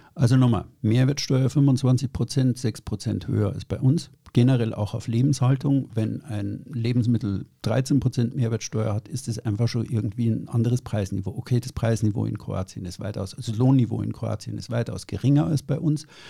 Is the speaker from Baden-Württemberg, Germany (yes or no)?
no; Bavaria, Germany; ich bin in Süddeutschland aufgewachsen, in Bayern